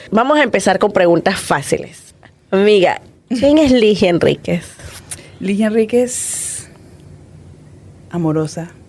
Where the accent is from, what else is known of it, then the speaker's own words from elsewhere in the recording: Puerto Ayacucho, Amazonas, Venezuela; Yo soy de Puerto ah. Ayacucho.